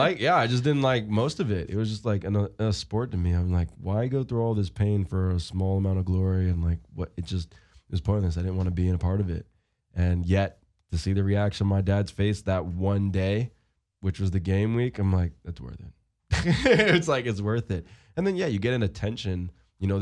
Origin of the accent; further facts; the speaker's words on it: Seaford, New York, United States; also born or lived in Syosset, New York / West Hempstead, New York; But I grew up in Seaford.